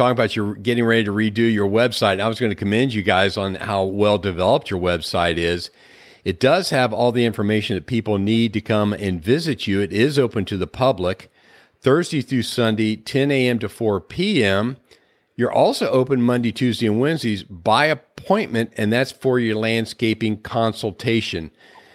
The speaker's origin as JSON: {"language": "English", "region": "Midwest", "country": "United States", "tie": "born or raised there", "moved": "yes", "said": "growing up in the Midwest."}